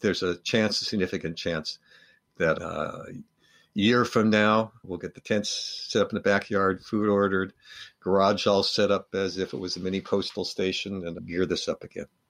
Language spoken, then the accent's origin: English; Los Angeles, California, United States; I grew up in Los Angeles